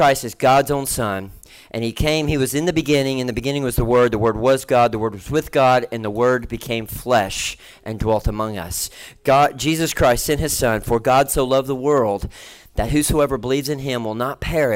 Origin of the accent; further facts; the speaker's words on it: Tennessee, United States; I'm from Tennessee